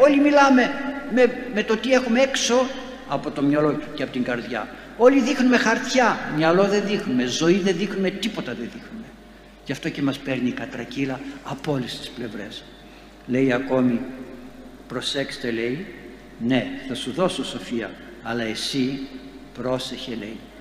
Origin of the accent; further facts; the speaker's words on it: Greece; σαν Έλληνες ζούμε ακόμη και δεν χαθήκαμε